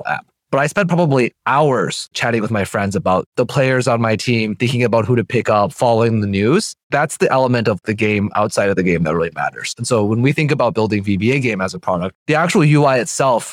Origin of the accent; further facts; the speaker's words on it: Minnesota, United States; I'm from Minnesota